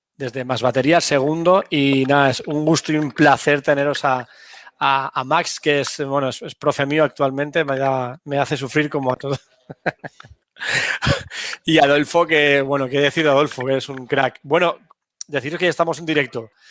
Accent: Valencia, Valencian Community, Spain; mi tierra, en Valencia, aquí en, España

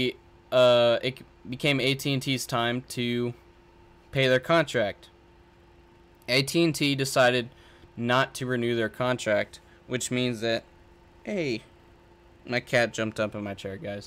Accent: San Antonio, Texas, United States; I'm from San Antonio area

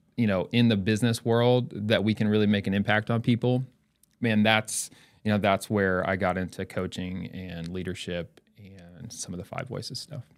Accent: Elizabeth City, North Carolina, United States; now in Edmond, United States; I was born and raised in North Carolina a little town called Elizabeth City, North Carolina.

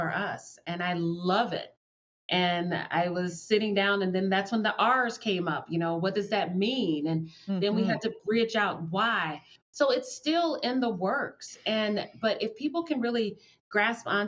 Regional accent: the South, United States; I'm from the South and that's the kind of stuff we do down there

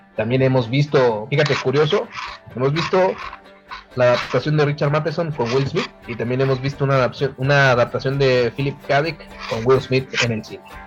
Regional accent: Ciudad Juárez, Chihuahua, Mexico; aquí como juarense, como buen chihuahuense

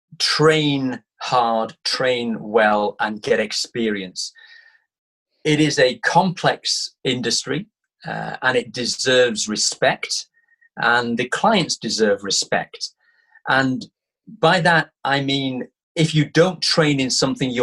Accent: Manchester, North West England, United Kingdom; My hometown is Manchester. So I grew up there.

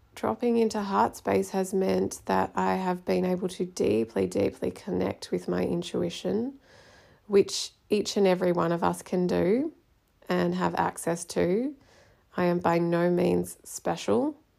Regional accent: Australia; So, I am Australian, but my mother is from India and my dad was from Hong Kong.

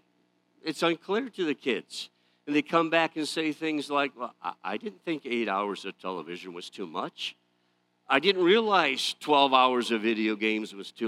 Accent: Detroit, Michigan, United States; I grew up in the Detroit area.

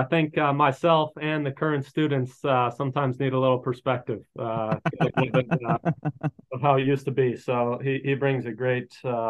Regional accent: Atlanta, Georgia, United States; I grew up in Atlanta, started playing tennis at a young age

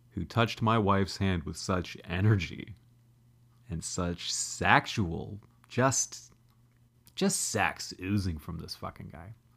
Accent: Canada; I'm a Canadian guy

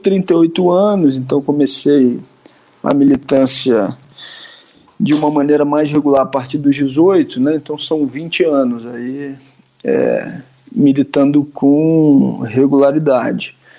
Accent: Nova Friburgo, Rio de Janeiro, Brazil; uma cidade chamada Nova Friburgo, que é a minha cidade natal

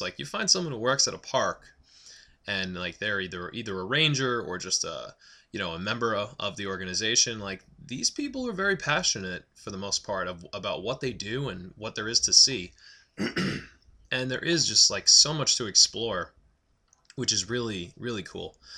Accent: Long Island, New York, United States; moved away; I grew up on Long Island in New York

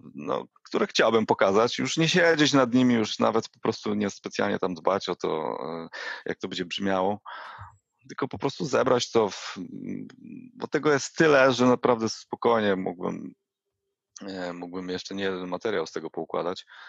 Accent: Jelenia Góra, Lower Silesian Voivodeship, Poland; Ja pochodzę z Jeleniej Góry

